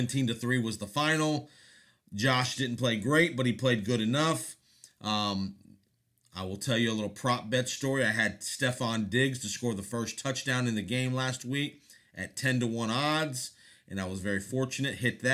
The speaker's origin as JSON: {"language": "English", "town": "Tampa", "region": "Florida", "country": "United States", "tie": "born or raised there", "said": "the Super Bowl is in Tampa, my hometown where I'm at right now."}